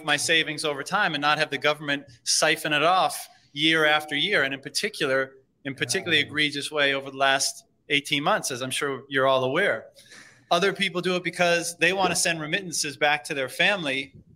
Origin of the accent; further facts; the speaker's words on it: Canada; as a Canadian